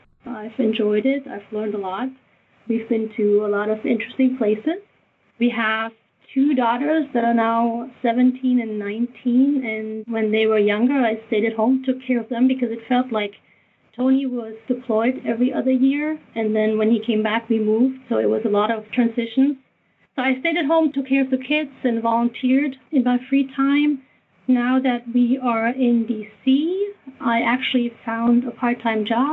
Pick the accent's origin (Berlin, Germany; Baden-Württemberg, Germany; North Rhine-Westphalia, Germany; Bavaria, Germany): Bavaria, Germany; English is a second language; moved away as an adult; I was born and raised in Germany. My family lived in a small town in Bavaria